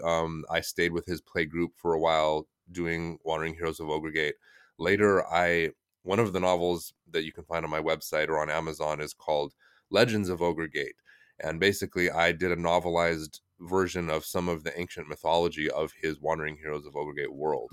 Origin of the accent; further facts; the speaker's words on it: United States; moved away as an adult; also born or lived in China; I'm American, just straight as American as you could get